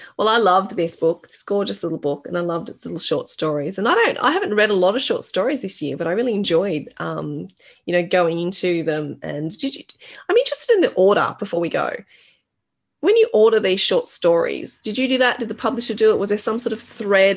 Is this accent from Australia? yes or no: yes; Australia; growing up in Australia